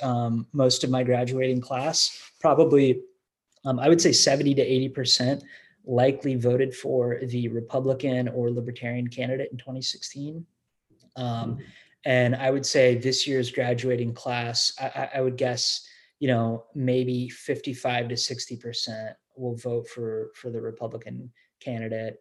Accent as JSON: {"language": "English", "area": "Bellefontaine", "region": "Ohio", "country": "United States", "tie": "born or raised there", "moved": "yes", "lives_now": "Indiana, United States", "said": "growing up in Ohio"}